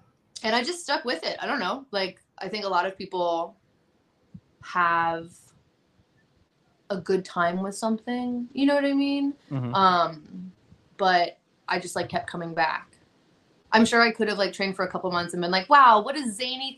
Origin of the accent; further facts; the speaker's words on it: New Jersey, United States; moved away as an adult; also born or lived in Virginia; I grew up in New Jersey, and then when I wanted to start wrestling, I was living in Virginia